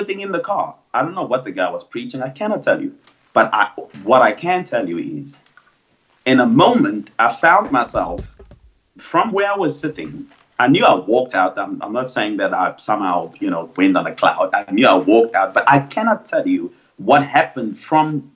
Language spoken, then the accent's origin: English; Cape Town, Western Cape, South Africa; I grew up on the Cape Flats